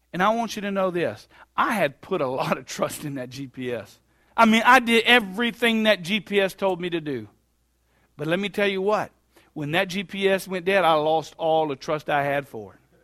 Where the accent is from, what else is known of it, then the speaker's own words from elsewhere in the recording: Bluffton, United States; we're from Bluffton